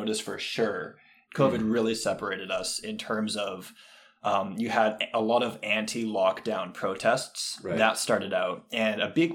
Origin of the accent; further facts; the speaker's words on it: Alberta, Canada; I grew up in Alberta